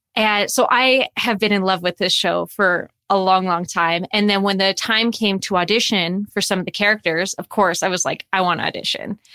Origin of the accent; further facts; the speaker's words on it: Calgary, Alberta, Canada; moved away as an adult; also born or lived in Toronto; I'm originally from Calgary, and I moved to Toronto to go to school for acting